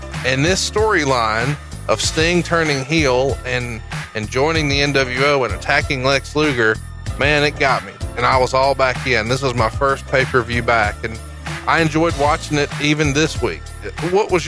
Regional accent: Alabama, United States; I'm a slapdick from Alabama

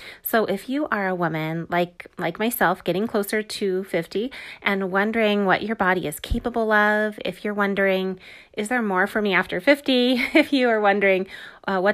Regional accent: Orange County, California, United States; We grew up in Orange County, California

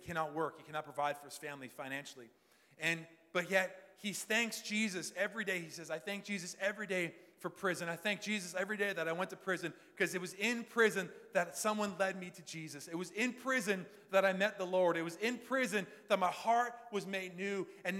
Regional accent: London, United Kingdom; This is like, I grew up in London. This is like eye-opening for me

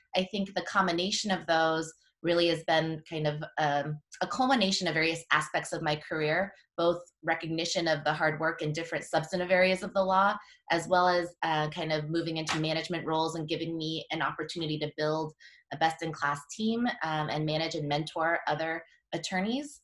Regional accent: Washington, United States; also born or lived in Korea; I'm a local I grew up in Washington

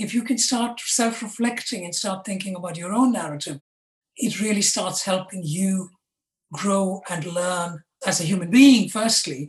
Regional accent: India; now in London, United Kingdom; I was born and brought up in India. I now live in London.

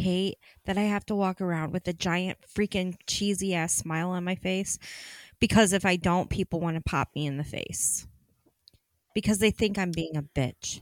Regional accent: Ohio, United States; I was born in Ohio

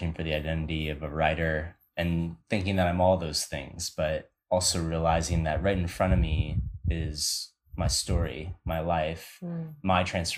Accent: Chicago, Illinois, United States; moved away as an adult; now in Costa Rica; I'm from Chicago

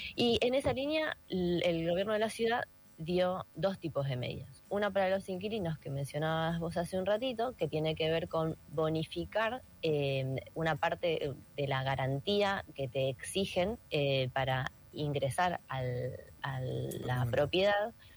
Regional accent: Buenos Aires, Argentina; como porteñas

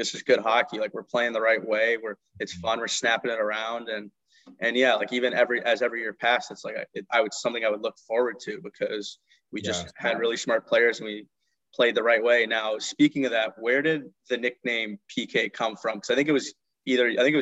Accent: Los Angeles, California, United States; moved away; I grew up in Los Angeles. I actually lived in the Valley.

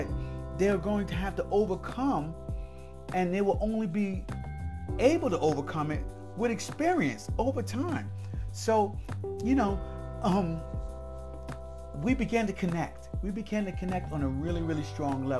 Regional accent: Rahway, New Jersey, United States; I was from Rahway

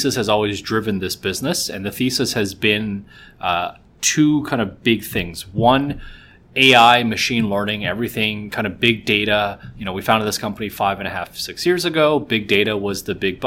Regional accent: Vancouver, British Columbia, Canada; moved away as an adult; also born or lived in Shanghai; now in Toronto, Canada; I was born in Shanghai. I moved to Vancouver actually when I was about 3 years old. I spent my whole life in Vancouver up until about 10 years ago. I moved to Toronto.

